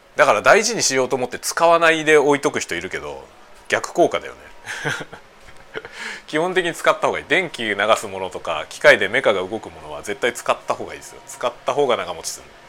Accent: Kanto, Japan; moved away as an adult; now in Sapporo, Japan; 僕ねもともと出身は関東であの北海道に移住したからさ15年ぐらい前に札幌市に移住してきたんですよ

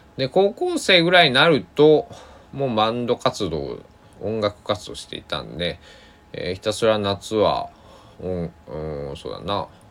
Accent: Shikoku, Kochi, Japan; 僕は四国高知の生まれ育ち

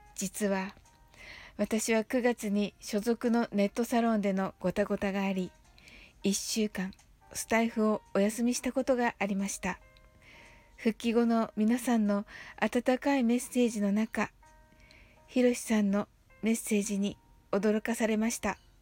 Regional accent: Kyushu, Japan; 私と同じ九州のご出身

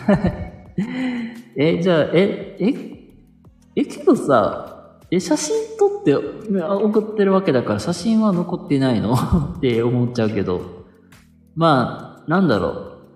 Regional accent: Kansai, Japan; 僕も関西人なんですよ

